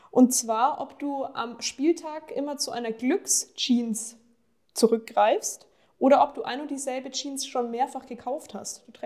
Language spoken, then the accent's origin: German; Ingolstadt, Bavaria, Germany; born there; ich bin ja gebürtige Ingolstädterin.